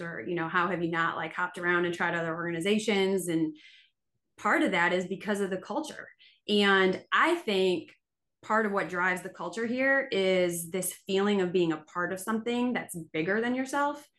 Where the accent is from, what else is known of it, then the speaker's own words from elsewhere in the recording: Buffalo, New York, United States; moved away as an adult; now in Mississippi, United States; I was from Buffalo, New York